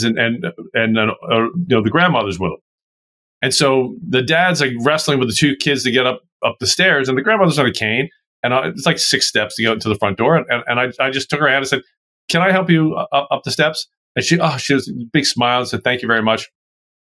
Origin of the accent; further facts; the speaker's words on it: Baltimore, Maryland, United States; I grew up in Baltimore, Maryland, East Coast